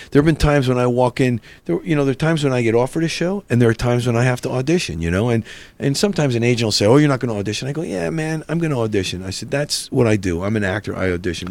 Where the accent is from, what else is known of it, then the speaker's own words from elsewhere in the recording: New Jersey, United States; I'm from North Jersey